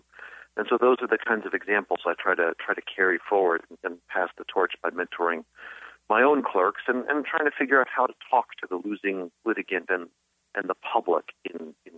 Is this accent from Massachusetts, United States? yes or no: no; New York, United States; as I did as a New Yorker